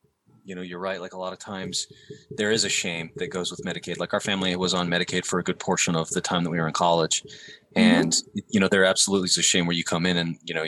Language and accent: English; Plain City, Utah, United States; also born or lived in Roy, Utah; now in Davis County, United States; I'm from the rural part of the county. I'm from Plain City originally, and then later we moved to Roy.